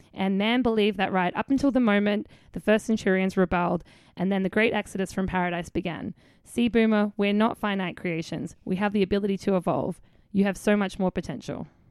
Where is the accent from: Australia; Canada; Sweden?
Australia; I'm Australian.